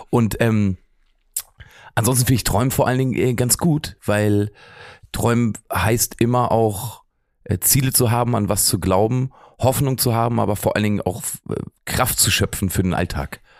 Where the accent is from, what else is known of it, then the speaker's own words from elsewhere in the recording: Lower Saxony, Germany; Braunschweig liegt ja doch sehr, sehr dicht bei Magdeburg und ich komme aber eigentlich eher aus Helmstedt, ne? also zwischen Braunschweig und Helmstedt, da liegt mein Ort.